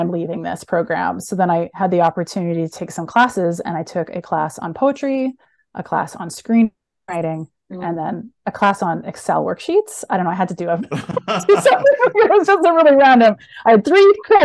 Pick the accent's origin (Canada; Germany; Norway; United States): Canada; Edmonton, Alberta; I'm from Edmonton, Alberta, which is the Texas of Canada